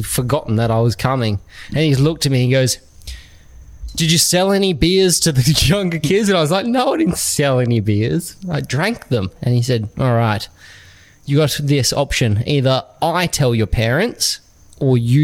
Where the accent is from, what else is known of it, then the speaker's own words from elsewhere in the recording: Samson, Western Australia, Australia; I come from Samson